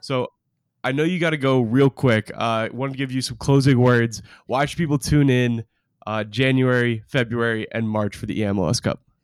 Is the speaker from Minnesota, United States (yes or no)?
no; Portland, Oregon, United States; my hometown